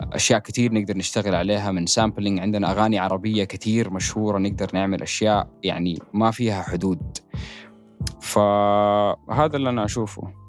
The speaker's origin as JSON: {"language": "Arabic", "town": "Jeddah", "region": "Makkah Province", "country": "Saudi Arabia", "tie": "born or raised there", "said": "جده البلده اللي انا تربيت يعني المنطقه اللي انا تربيت فيها في السعوديه جده"}